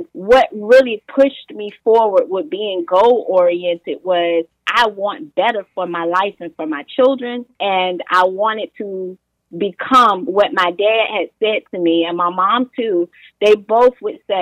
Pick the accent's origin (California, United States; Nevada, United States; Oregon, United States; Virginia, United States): Virginia, United States; Portsmouth; my upbringing in, let's see, Portsmouth, Virginia, that's my hometown